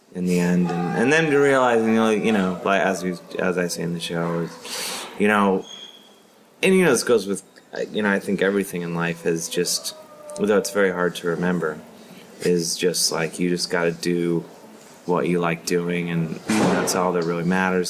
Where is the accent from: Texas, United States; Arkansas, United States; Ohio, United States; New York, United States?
Ohio, United States; Cleveland; I'm from Ohio, I'm from Cleveland, Ohio.